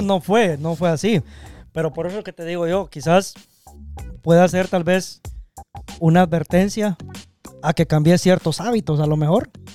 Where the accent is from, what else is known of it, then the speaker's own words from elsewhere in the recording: Guatemala; nosotros somos chapines